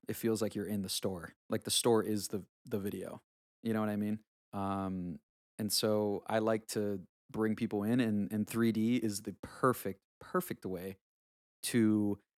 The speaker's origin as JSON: {"language": "English", "region": "South Carolina", "country": "United States", "tie": "born or raised there", "said": "especially growing up in South Carolina, which is kind of funny."}